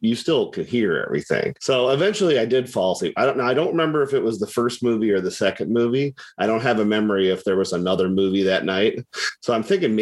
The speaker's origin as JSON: {"language": "English", "region": "Ohio", "country": "United States", "tie": "born or raised there", "said": "my hometown, a little tiny town"}